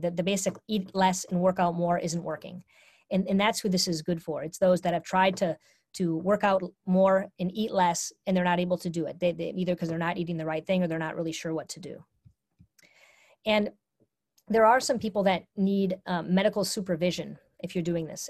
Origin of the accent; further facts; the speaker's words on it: Minnesota, United States; I was brought up in a culture where I'm from Minnesota